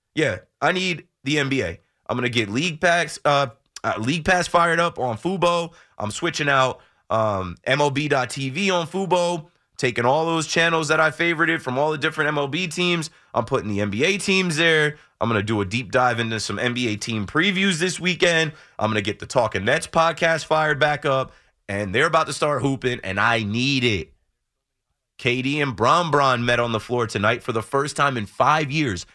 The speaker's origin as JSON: {"language": "English", "area": "Monmouth County, Jersey Shore", "region": "New Jersey", "country": "United States", "tie": "born or raised there", "said": "I grew up in Monmouth County, I went to Ocean Township High School. So, Jersey Shore area"}